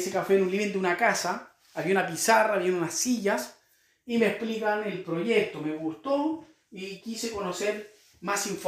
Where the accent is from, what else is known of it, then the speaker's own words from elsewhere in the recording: Concepción, Biobío, Chile; also born or lived in Quirihue; now in Temuco, Chile; hace ya 10 años que vivo acá en Temuco en este momento, soy de la ciudad de Concepción, ahí me crié, nací en Quirigüe, ¿sí? un pueblito a la costa de Chillán